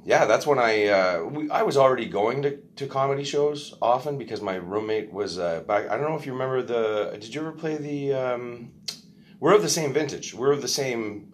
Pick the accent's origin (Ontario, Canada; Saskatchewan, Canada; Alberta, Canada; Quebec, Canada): Quebec, Canada; Montreal; born or raised there